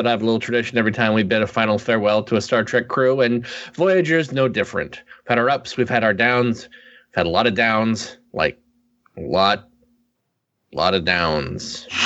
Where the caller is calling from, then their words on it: Portland, Oregon, United States; Coop, I'm calling you from Portland, Oregon.